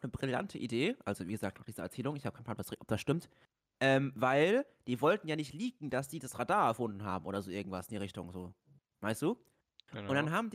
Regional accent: Austria; Moin, ich bin aus Österreich und warum kennst du kein Pesto?

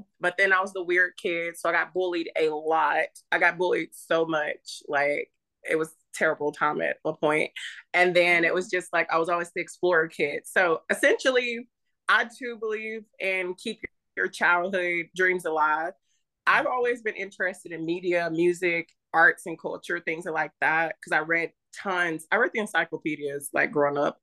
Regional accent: the South, United States; also born or lived in North Dakota / Arkansas / Louisiana; I was born in North Dakota. My mom was in the Air Force. After she had me, she decided to move back down south. So I grew up mostly in Arkansas and Louisiana, the backwoods area

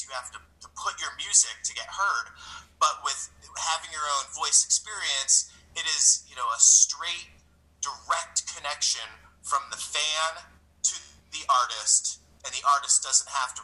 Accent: St. Louis, Missouri, United States; I'm from St. Louis

